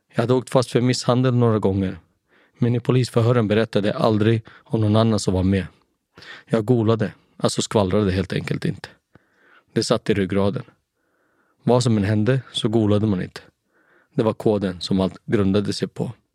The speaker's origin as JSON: {"language": "Swedish", "town": "Haninge", "region": "Stockholm County", "country": "Sweden", "tie": "born or raised there", "also_born_or_lived": "Nacka", "said": "Jag föddes 1977 på Nacka sjukhus, men växte upp i Jordbro"}